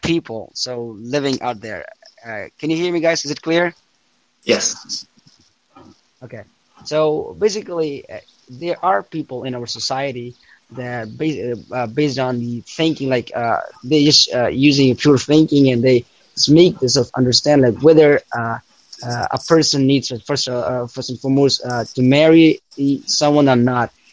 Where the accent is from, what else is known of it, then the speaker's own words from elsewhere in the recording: Afghanistan; I'm not from London. In fact, I'm from Afghanistan